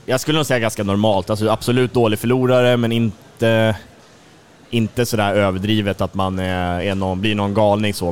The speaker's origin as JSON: {"language": "Swedish", "town": "Tumba", "region": "Stockholm County", "country": "Sweden", "moved": "as an adult", "lives_now": "Karlskrona, Sweden", "said": "Jag är som sagt från södra Stockholm, ursprungligen från Tumba då, så jag har mina, mina första handbollsår i, i den fina eh, IFK Tumba-familjen"}